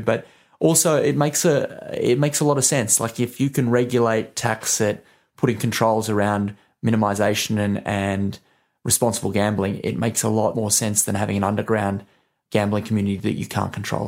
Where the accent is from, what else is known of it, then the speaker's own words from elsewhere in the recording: Australia; now in United Kingdom; I'm from Australia